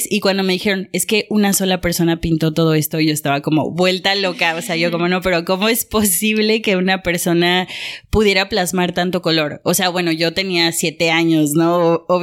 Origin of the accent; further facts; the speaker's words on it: Mexico; moved away as an adult; now in Paris, France; soy una artista mexicana, tiene siete años que vivo en París y llegué a París porque venía a hacer una maestría de marketing